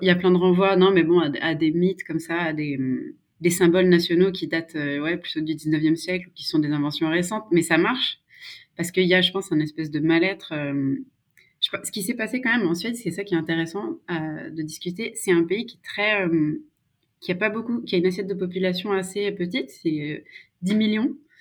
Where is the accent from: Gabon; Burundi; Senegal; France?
France; Savoie, Maurienne valley, Auvergne-Rhône-Alpes; first language French; moved away as an adult; also born or lived in Grenoble; now in Sweden; je suis originaire de Savoie, de la petite vallée de la Maurienne